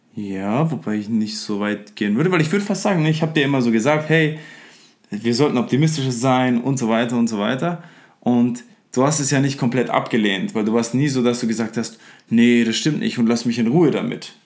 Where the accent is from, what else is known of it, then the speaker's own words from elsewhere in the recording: Upper Franconia, Bavaria, Germany; ich bin aus Freuchheim in Oberfranken gebürtig